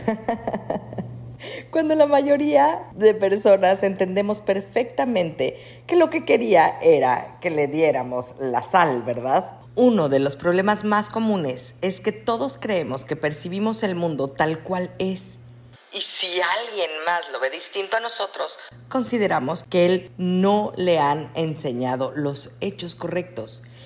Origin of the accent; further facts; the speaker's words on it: Mexico; Nosotros, como mexicanos orgullosos